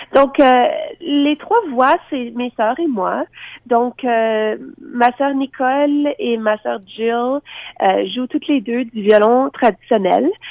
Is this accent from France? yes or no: no; Lafontaine, Ontario, Canada; on vient du petit village de La Fontaine, donc à deux heures au nord de Toronto, dans la région de la baie Georgienne. Et puis, c'était euh, une enfance assez particulière